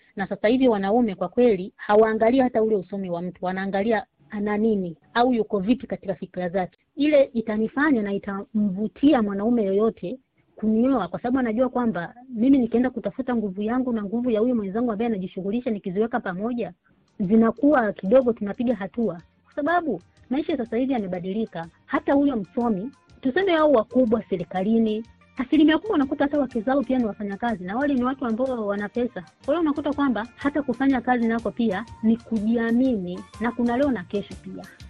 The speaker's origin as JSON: {"language": "Swahili", "country": "Tanzania", "moved": "as an adult", "said": "kule nyumbani nyumbani kwetu Tanzania"}